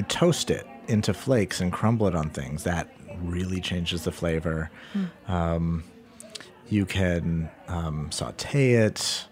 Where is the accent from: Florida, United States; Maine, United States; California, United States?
Maine, United States; Portland; also born or lived in New York City; they knew I was from Portland